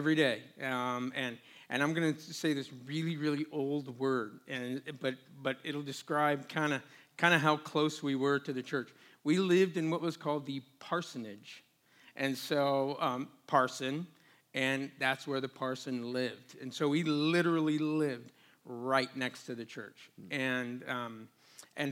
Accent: Portland, Oregon, United States; moved away as an adult; now in Phoenix, United States; originally from the Northwest, just outside of Portland

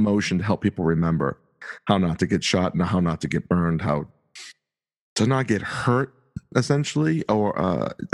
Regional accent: North Shore, north of Boston, Massachusetts, United States; I grew up north of Boston on the North Shore, and I try to suppress my accent

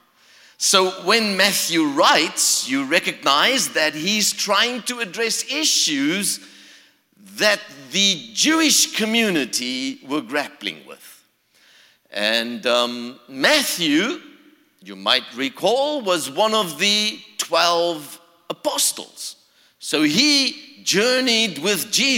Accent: South Africa; also born or lived in Florida, United States; now in Charlotte, United States; originally, I come from South Africa. So you can hear the accent.

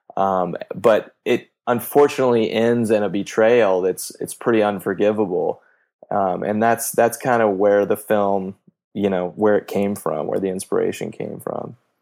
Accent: Kansas, United States; moved away; my mom was a cop in my hometown in Kansas for about ten years

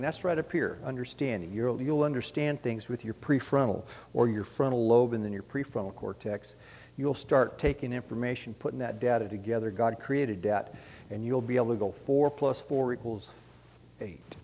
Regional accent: San Diego, California, United States; we were raised in San Diego

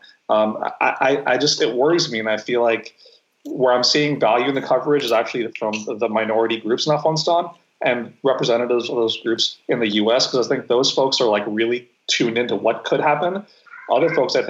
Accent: New York City, New York, United States; I grew up right in New York City

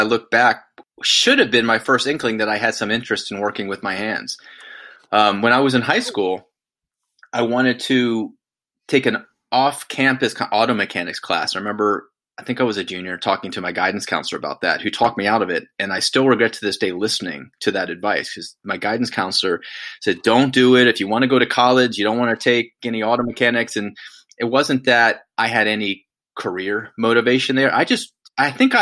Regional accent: Winston-Salem, North Carolina, United States; I grew up in Winston-Salem, North Carolina

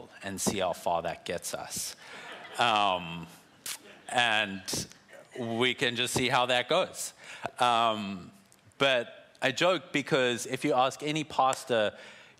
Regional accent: South Africa; I'm South African

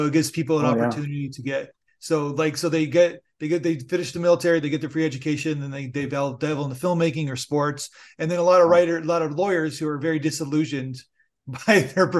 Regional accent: Niagara Falls, New York, United States; I'm a huge football fan, a Buffalo Bills diehard fan. And because I'm from Niagara Falls, and basically it's like I see a story that takes place.

